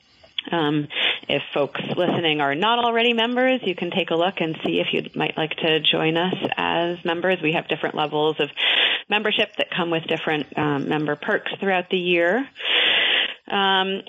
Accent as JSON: {"language": "English", "town": "North Ferrisburgh", "region": "Vermont", "country": "United States", "tie": "born or raised there", "also_born_or_lived": "Worcester, Vermont", "moved": "yes", "said": "I grew up in the Champlain Valley in North Ferrisburg"}